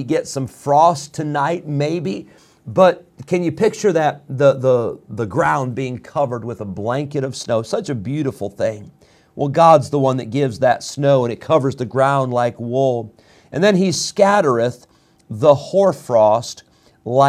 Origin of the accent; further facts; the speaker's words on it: Illinois, United States; now in North Carolina, United States; I grew up in Illinois.